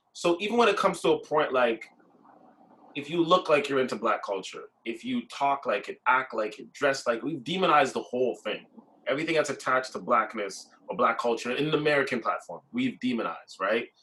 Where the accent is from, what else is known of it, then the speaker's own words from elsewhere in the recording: Brampton, Ontario, Canada; I grew up in Brampton my whole life